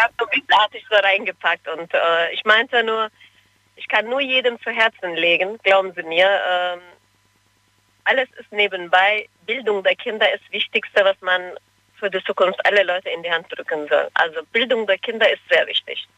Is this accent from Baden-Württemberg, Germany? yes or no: no; Cologne, North Rhine-Westphalia, Germany; also born or lived in Turkey; Ich bin in Köln aufgewachsen